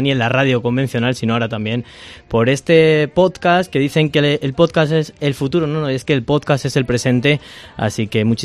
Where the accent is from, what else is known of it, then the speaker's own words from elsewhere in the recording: Mingorría, Castile and León, Spain; yo que no he salido más allá de Arevalo, porque soy de Mingorría y lo más lejos que he llegado ha sido hasta Arevalo